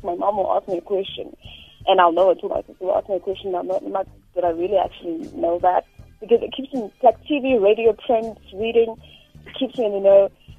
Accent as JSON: {"language": "English", "town": "Soweto", "region": "Gauteng", "country": "South Africa", "said": "And so I'm deep in Soweto."}